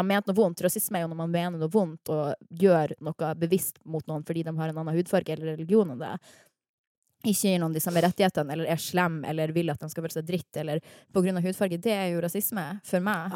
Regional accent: Harstad, Northern Norway, Norway; now in Oslo, Norway; stolt av at jeg er nordnorsk

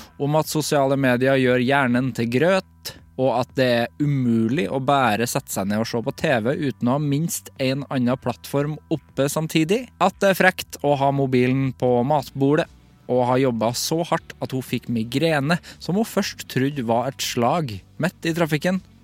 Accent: Trøndelag, Norway; for jeg er fra Trøndelag.

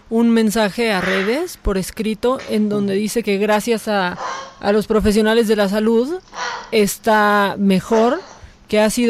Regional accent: Guerrero, Mexico; Eh, soy de Guerrero, mucha gente de mi familia le manda saludos

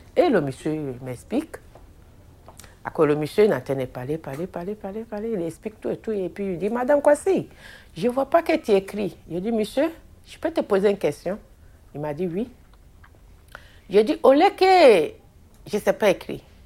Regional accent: Abidjan, Côte d’Ivoire; moved away as an adult; now in Belgium; Je suis née en Côte d'Ivoire, à Abidjan. Euh, je suis arrivée en Belgique en 2011.

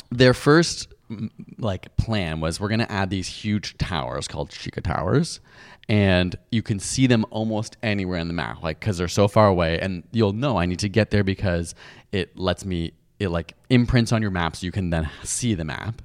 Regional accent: United Kingdom; I'm British

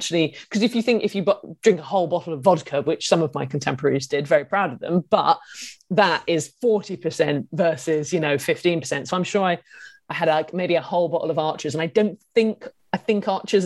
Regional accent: Isle of Wight, South East England, United Kingdom; I'm from the Isle of Wight

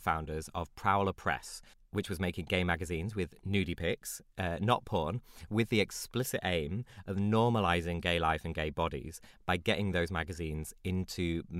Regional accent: Cleethorpes, Yorkshire and the Humber, United Kingdom; my hometown, Cleethorpes.

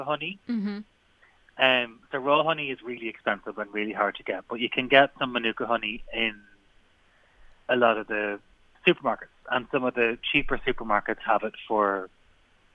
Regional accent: Ireland; we're Irish people. We all make cabbage

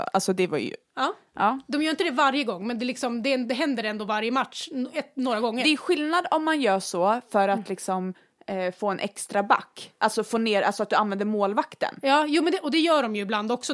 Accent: Västerås, Västmanland, Sweden; Vi är uppvuxna ute i Barkarö, en liten förort utanför mm. Västerås

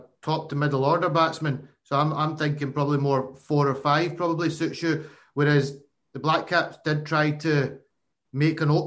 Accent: Glasgow, Scotland, United Kingdom; I'm from Glasgow

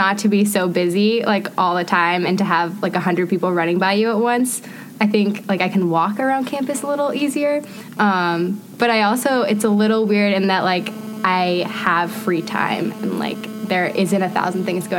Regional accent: Lisbon, Maine, United States; moved away as an adult; now in Washington, D.C., United States; So growing up in Maine

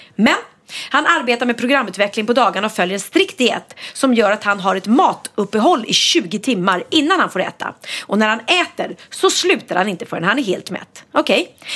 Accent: Sweden; vi är ganska många svenskar

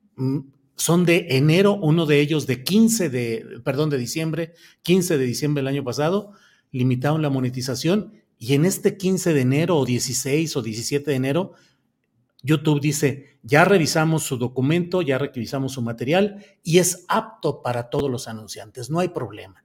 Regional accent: Torreón, Coahuila, Mexico; Torreón, Coahuila, mi tierra natal, sí es polvosa

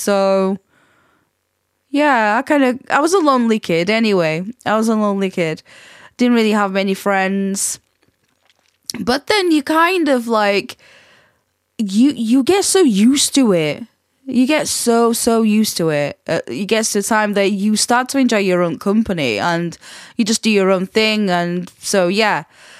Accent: Portugal; accent: Portuguese; English is a second language; come back with still move my Portuguese accent with a twang of, you know, I'd go to Scotland and then I'd come back with sort of like a Yorkshire and Scottish and Portuguese like accent mixed in together.

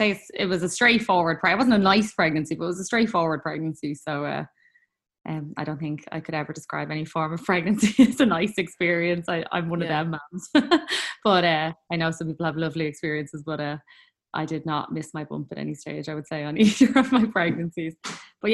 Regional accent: Dublin, Leinster, Ireland; I am from Talla in Dublin

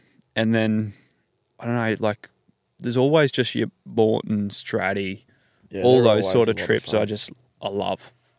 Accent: New South Wales, Australia; now in Queensland, Australia; I've got some mates I grew up with in New South Wales

